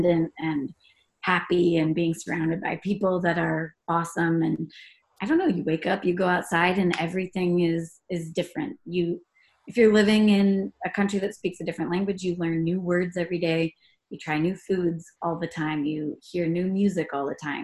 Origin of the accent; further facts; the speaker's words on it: Ohio, United States; moved away as an adult; also born or lived in Brazil; I grew up in Ohio and then I studied abroad after my first semester of college.